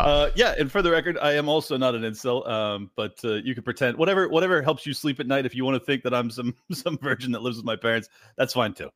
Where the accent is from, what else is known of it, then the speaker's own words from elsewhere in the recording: San Diego, California, United States; moved away as an adult; now in Miami, United States; I was born and raised in San Diego